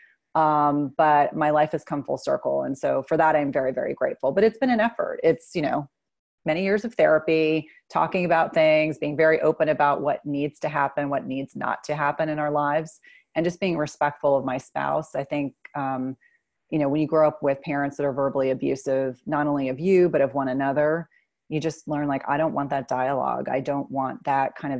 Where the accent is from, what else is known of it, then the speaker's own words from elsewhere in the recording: New Jersey, United States; I grew up in New Jersey